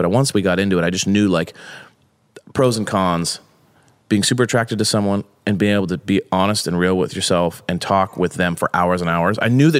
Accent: Long Beach, California, United States; we grew up in Long Beach, multiple kids, dad worked all day, grinded. We kind of fended for ourselves.

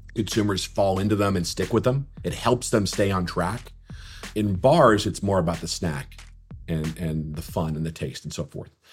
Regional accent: Minnesota, United States; my days growing up in Minnesota playing hockey

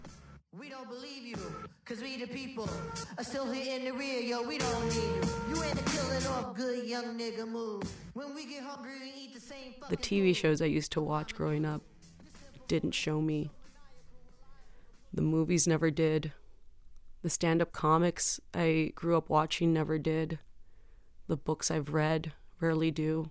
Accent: San Juan, Texas, United States; I grew up in San Juan, Texas, which is near McAllen, Texas

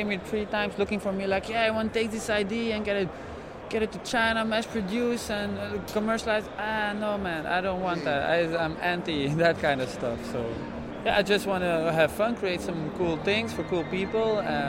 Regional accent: Leuven, Flanders, Belgium; I'm from Leuven

